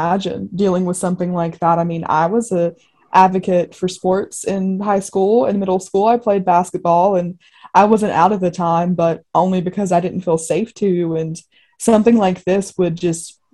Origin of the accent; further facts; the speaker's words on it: Spartanburg, South Carolina, United States; I grew up in Spartanburg, South Carolina, which is a little town on the foothills of the mountains, almost in North Carolina.